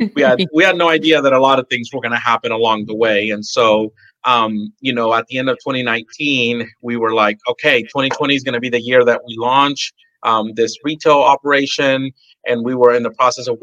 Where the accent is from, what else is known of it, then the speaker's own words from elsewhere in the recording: La Porte, Texas, United States; now in Deer Park, United States; I am from the Bay Area, Houston area. I grew up in La Porte and I live in Deer Park